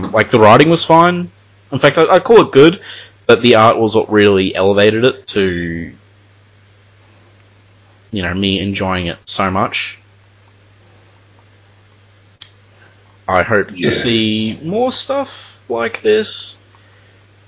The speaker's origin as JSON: {"language": "English", "country": "Australia", "said": "as an Australian"}